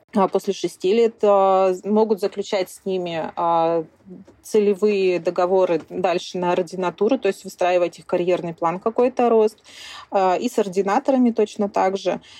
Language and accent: Russian; Sakhalin Oblast, Russia; also born or lived in Khabarovsk; я коренная жительница Сахалинской области. Родилась и выросла я на севере Сахалина.